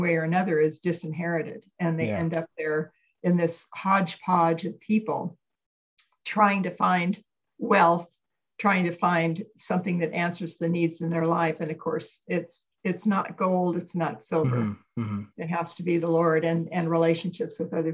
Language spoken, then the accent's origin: English; California, United States; I'm a native Californian